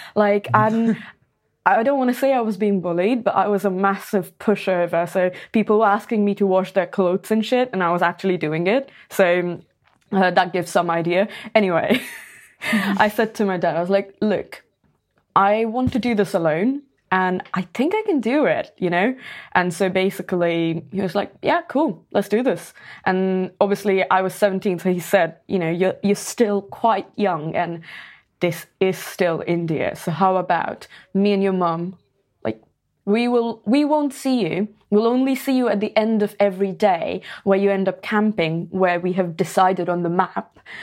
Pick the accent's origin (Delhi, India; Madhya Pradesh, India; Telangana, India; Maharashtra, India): Maharashtra, India; Pune; I used to play football back in my hometown. So I was in this club called Pune F C